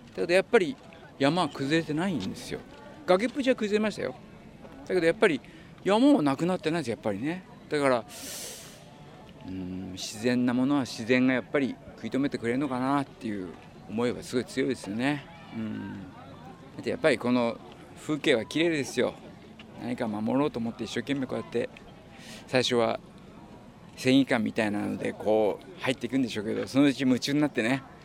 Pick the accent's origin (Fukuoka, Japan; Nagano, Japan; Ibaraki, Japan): Ibaraki, Japan; Kitaibaraki; moved away; 僕の田舎は北茨城市なんですけども